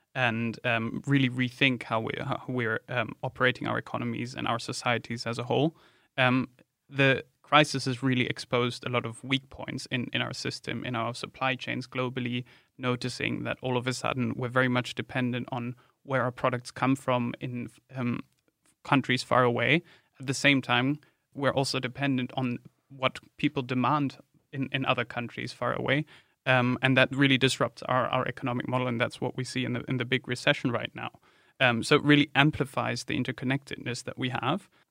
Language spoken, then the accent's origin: English; Germany; moved away; my home country, Germany